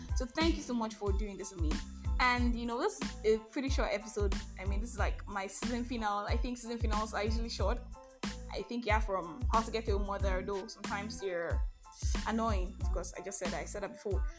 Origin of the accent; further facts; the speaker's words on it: Nigeria; I'm Nigerian.